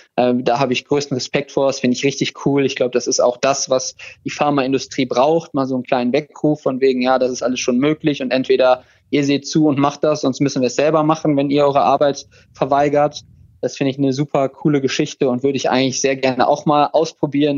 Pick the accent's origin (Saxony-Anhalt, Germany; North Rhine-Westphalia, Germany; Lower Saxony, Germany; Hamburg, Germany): North Rhine-Westphalia, Germany; Krefeld; in Krefeld, wo ich herkomme